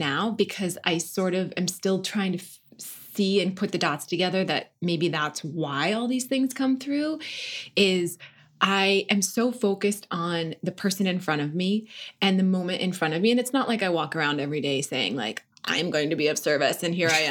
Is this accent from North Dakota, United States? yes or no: yes; North Dakota, United States; also born or lived in Washington, D.C.; now in Los Angeles, United States; I grew up in North Dakota and I was raised Catholic, Irish Catholic